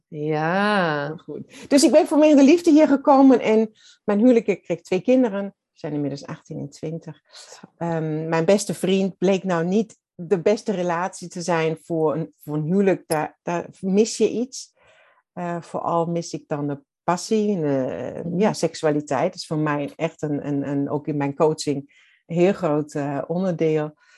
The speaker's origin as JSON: {"language": "Dutch", "region": "Southern Germany", "country": "Germany", "second_language": "Dutch", "moved": "as an adult", "lives_now": "Netherlands", "said": "ik ben Duits"}